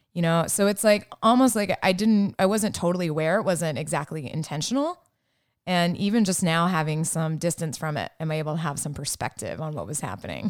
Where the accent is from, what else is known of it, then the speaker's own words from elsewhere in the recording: Hewitt, Texas, United States; I grew up in Hewitt, Texas, which is a suburb of Waco